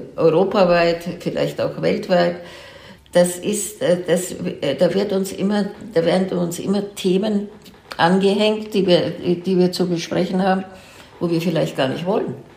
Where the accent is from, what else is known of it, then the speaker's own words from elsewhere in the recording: Germany; also born or lived in Franconia / Munich; dass das meine Heimat ist und dass meine Familie schon drei, vier Generationen zurückverfolgt werden kann im fränkischen Bereich